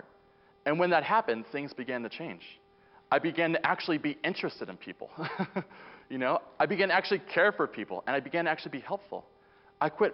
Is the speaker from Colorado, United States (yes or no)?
yes; Boulder, Colorado, United States; moved away; I'm originally from Boulder, Colorado